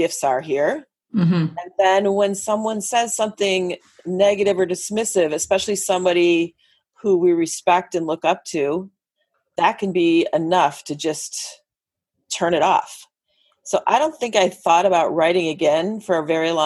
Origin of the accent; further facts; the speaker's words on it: Northern Illinois, United States; moved away as an adult; now in Los Angeles, United States; where we grew up in Illinois